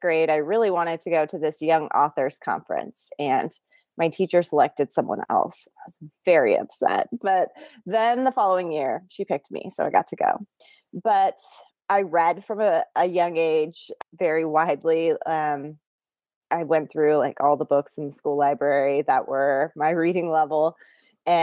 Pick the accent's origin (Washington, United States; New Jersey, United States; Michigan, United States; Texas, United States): Washington, United States; Bremerton; now in Seattle, United States; I was born in Bremerton, Washington, which is also where I grew up